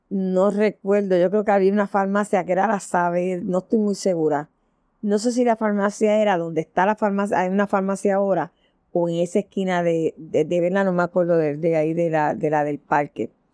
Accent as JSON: {"language": "Spanish", "town": "San Juan", "country": "Puerto Rico", "tie": "born or raised there", "said": "ahí yo viví muchos años, hasta que me casé"}